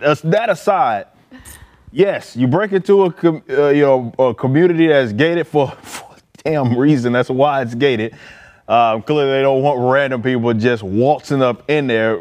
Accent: Dallas, Texas, United States; I'm from Oak Cliff

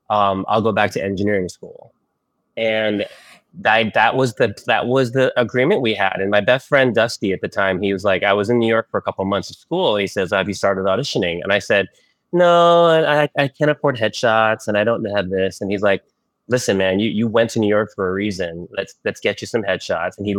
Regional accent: Philippines; born there; No, I was born in the Philippines. Born in the Philippines

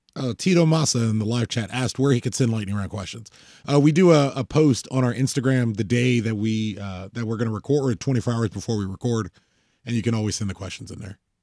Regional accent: United States; I'm an American

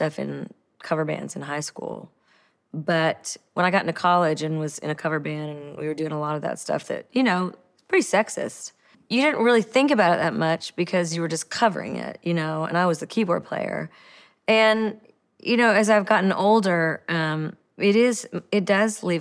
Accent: the Delta, United States; all the country music and music I'd grown up with in that area, the Delta

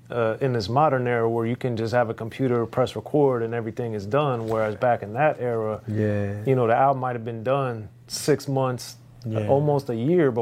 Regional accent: Maryland, United States; And I, even though I grew up in Maryland, I had the fortune of hearing some of the mixes that he did from K-Day

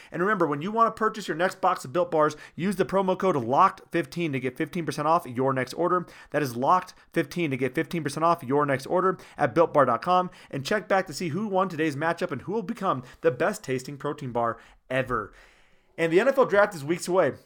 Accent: Newton, Iowa, United States; I'm from Newton

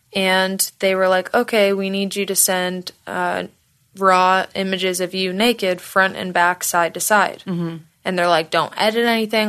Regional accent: Michigan, United States; moved away as an adult; also born or lived in Florida; now in Los Angeles, United States; I'm originally from Michigan, but I lived in Florida for a very long time. Okay, I haven't lived in Michigan since I was like 22

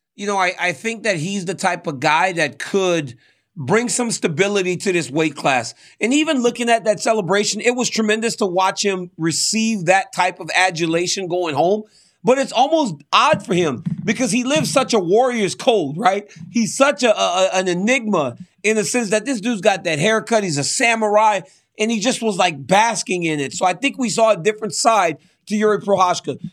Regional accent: Louisiana, United States; I'm from Louisiana

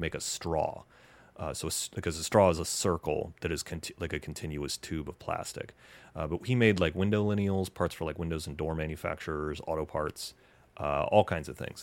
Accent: Knoxville, Tennessee, United States; moved away as an adult; also born or lived in Wausau, Wisconsin / Indiana / Los Angeles; born in Wausau, but I think you would say that I'm from Knoxville, Tennessee

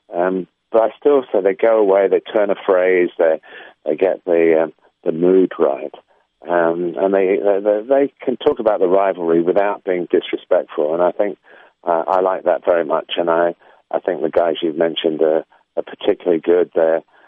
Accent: England, United Kingdom; I suppose deep down I am English

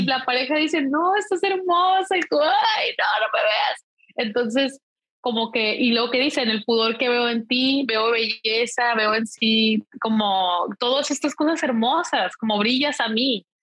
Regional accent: Mexico; yo soy mexicana

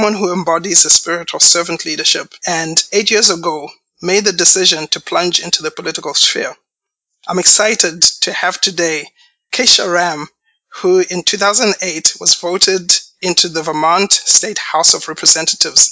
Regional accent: Zimbabwe; Growing up in Zimbabwe, I was surrounded by family that was actively involved in politics

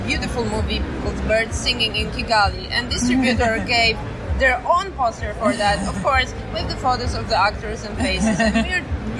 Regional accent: Poland; Well, I went through the painful path of everything in a communist country. As I was born in the times when the communists were governing.

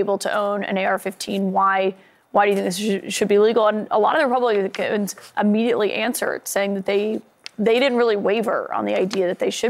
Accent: Alabama, United States; I'm from Alabama.

